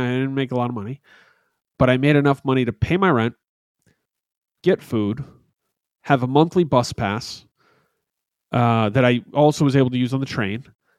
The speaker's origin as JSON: {"language": "English", "town": "Albany", "region": "New York", "country": "United States", "said": "First, though, before I moved to New Jersey, before I came from New Jersey, I came from a place called Albany, New York. And in upstate New York, … is not a religion, but something more holy than that."}